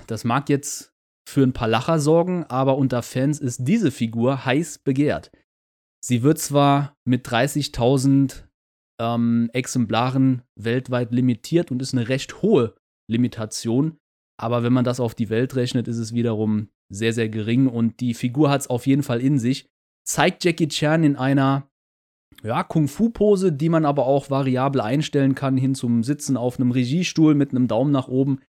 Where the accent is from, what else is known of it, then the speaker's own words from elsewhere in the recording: Germany; Als Deutscher